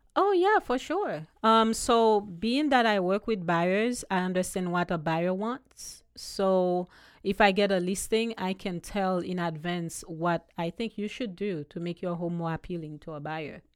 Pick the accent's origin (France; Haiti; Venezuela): Haiti; accent: Haitian; also born or lived in U.S. Virgin Islands; now in Ocala, United States; I was born in Haiti, born and raised, and then I moved to the U S Virgin Islands years ago.